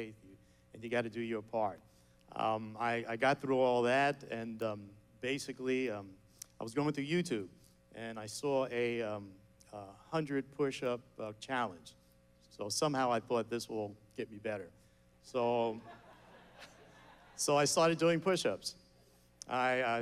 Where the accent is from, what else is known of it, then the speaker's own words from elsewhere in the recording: New York City, New York, United States; I'm a kid from Queens, New York